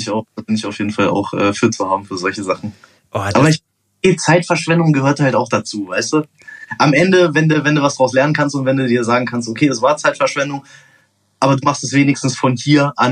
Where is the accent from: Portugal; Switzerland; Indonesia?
Portugal; now in Germany; Dann bin ich mit zwölf nach Portugal, habe da ein paar Jahre gelebt und weil dann du bin Portugiese bist. Weil ich halt Portugiese bin, genau. Und dann bin ich wieder nach Deutschland gekommen.